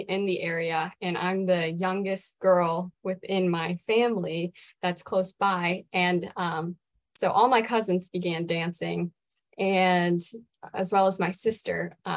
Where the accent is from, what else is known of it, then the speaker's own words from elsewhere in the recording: Germantown, Maryland, United States; I am from Germantown, Maryland, born and raised. I have remained local my whole